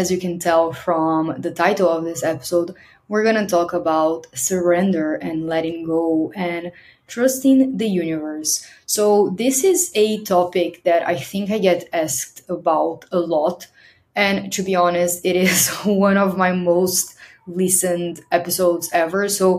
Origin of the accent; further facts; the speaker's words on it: Brazil; moved away; I left Brazil I left here, my home country, with a one-way plane ticket.